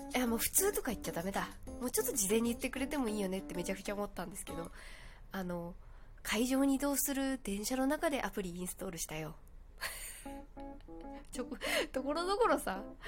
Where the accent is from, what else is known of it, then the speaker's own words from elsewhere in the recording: Kyushu, Japan; moved away; 私もともと九州出身なので